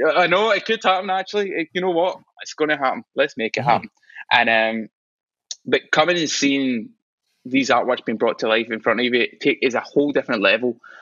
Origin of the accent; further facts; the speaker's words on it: Scotland, United Kingdom; I'm proud of being Scottish